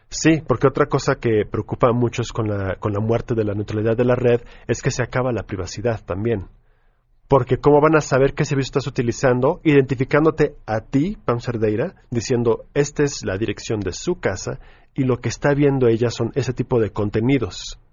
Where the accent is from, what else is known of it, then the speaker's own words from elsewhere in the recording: Mexico; nosotros como mexicanos